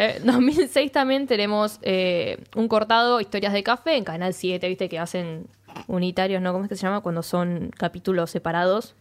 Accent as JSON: {"language": "Spanish", "country": "Argentina"}